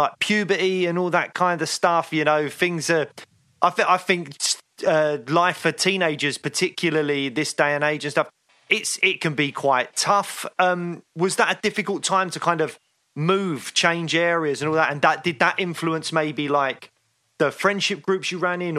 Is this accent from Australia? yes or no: no; England, United Kingdom; we're English